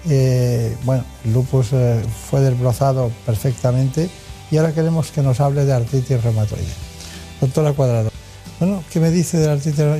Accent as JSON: {"language": "Spanish", "town": "Córdoba", "region": "Andalusia", "country": "Spain", "also_born_or_lived": "Málaga", "said": "Soy de Córdoba."}